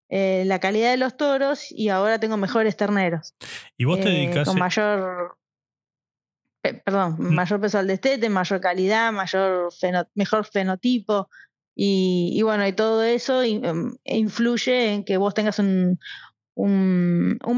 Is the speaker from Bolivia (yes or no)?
no; Buenos Aires, Argentina; born there; also born or lived in Córdoba / Misiones; Bueno, yo nací en Capital Federal